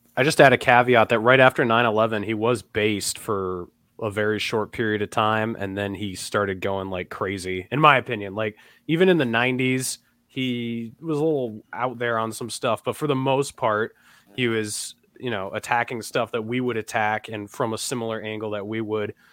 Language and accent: English; New Hampshire, United States; I'm from New Hampshire, and you know, 99% white